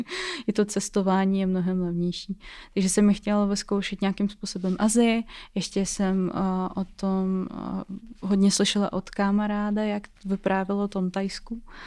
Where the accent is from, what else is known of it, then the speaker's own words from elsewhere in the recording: Russia; Czech is a second language; moved away as an adult; now in Czech Republic; teď jsem v Česku a pocházím eh, z Ruska